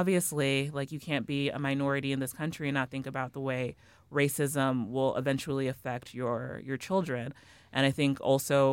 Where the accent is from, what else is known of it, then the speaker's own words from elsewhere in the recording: Kansas City, Missouri, United States; moved away; I'm from Kansas City originally.